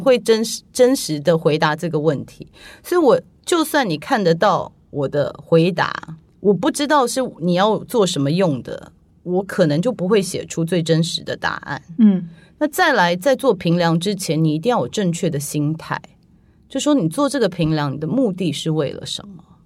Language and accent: Chinese; Taiwan; moved away; 我小时候在台湾长大啊